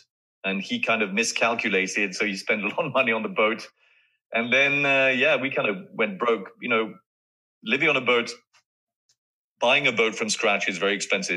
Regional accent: France; moved away; growing up in France

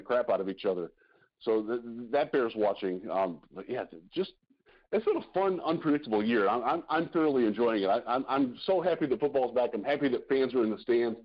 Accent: Cleveland, Ohio, United States; moved away; That's my hometown. That's why I'm proud to always represent the 216, even though I haven't lived there in a long time

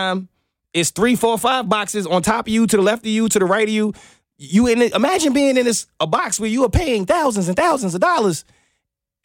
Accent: New York City, New York, United States; moved away; I'm from New York

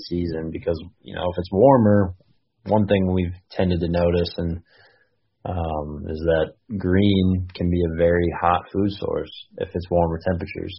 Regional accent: Iowa, United States; I grew up in Iowa

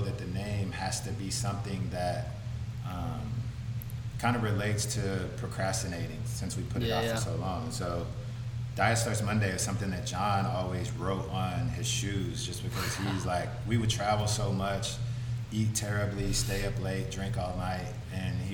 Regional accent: Madisonville, Kentucky, United States; moved away as an adult; also born or lived in Washington, District of Columbia, United States; now in Los Angeles, United States; I'm from Madisonville, Kentucky, which is southwest tip of Kentucky between Indiana and Tennessee.

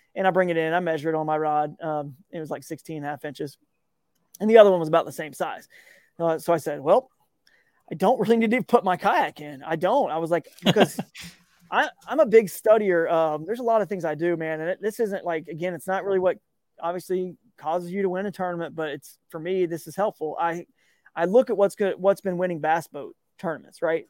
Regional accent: Georgia, United States; growing up in Georgia

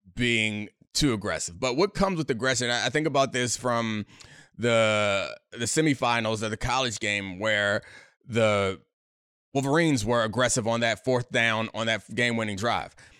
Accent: United States; I'm American.

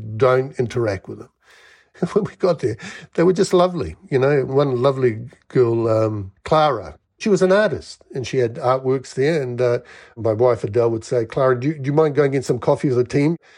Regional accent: Wellington, New Zealand; moved away; also born or lived in Melbourne, Australia; I grew up in New Zealand, Wellington.

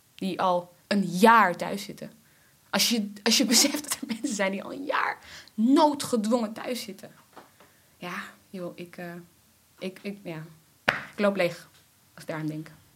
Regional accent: Netherlands; Ik ben in Nederland geboren

